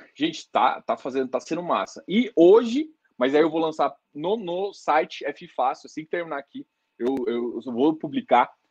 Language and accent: Portuguese; Goiás, Brazil; Sou goiano